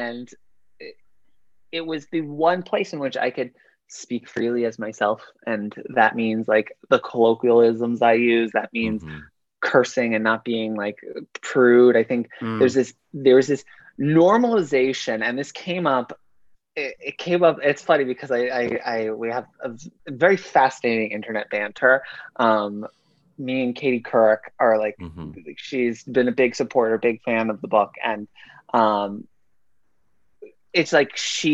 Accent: New York, United States; growing up in New York to a Jewish family

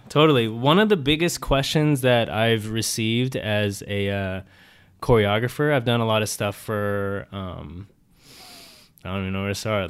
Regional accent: San Diego, California, United States; now in Los Angeles, United States; I'm from San Diego, California

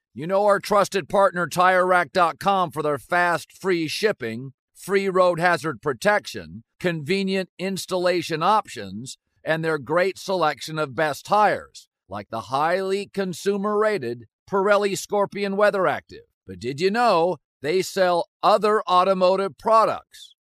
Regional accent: Pacific Northwest, United States; I grew up in the Pacific Northwest, been a Husky fan forever

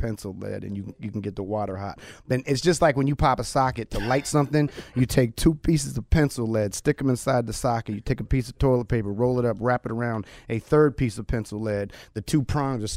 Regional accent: Oakland, California, United States; also born or lived in Japan / Nepal / Arizona; I grew up in East Oakland in the hood

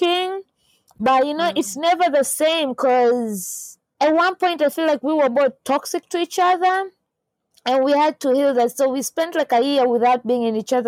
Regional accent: Tanzania; I'm from Tanzania

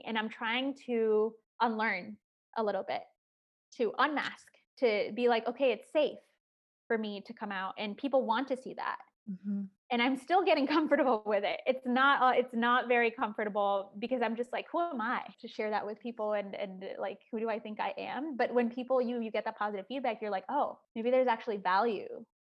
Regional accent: Chicago, Illinois, United States; I talked about growing up in Chicago and how it was like tough at times.

